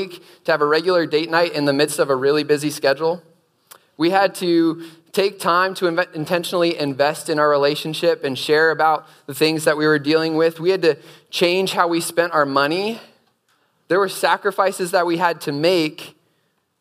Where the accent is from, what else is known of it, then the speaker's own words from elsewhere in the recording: Erie, Pennsylvania, United States; moved away as an adult; also born or lived in Charlottesville, Virginia; Before coming to UVA, I was raised in Erie, Pennsylvania